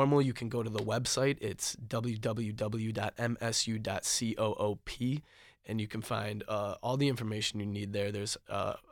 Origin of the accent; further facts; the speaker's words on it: Detroit, Michigan, United States; moved away; I come from the Metro Detroit area where I don't even know my neighbors very well